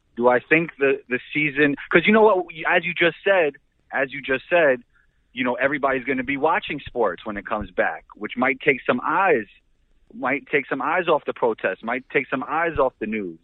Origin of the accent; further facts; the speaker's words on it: New York City, New York, United States; also born or lived in Israel; I grew up in New York City with a lot of really good basketball players